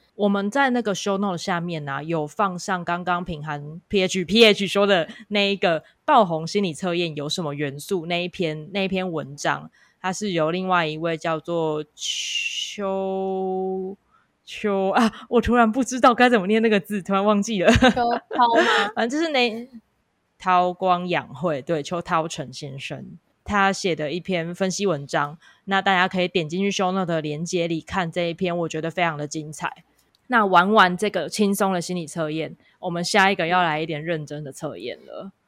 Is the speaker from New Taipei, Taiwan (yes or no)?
no; Kaohsiung, Taiwan; 我是来自高雄的